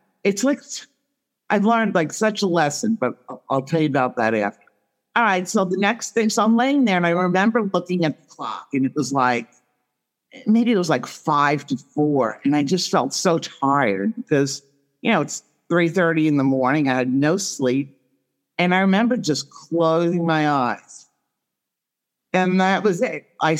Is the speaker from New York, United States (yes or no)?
yes; Long Island, New York, United States; Long Island.